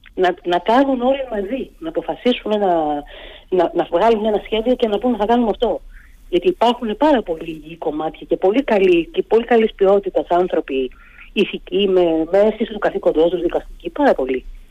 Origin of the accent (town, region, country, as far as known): Greece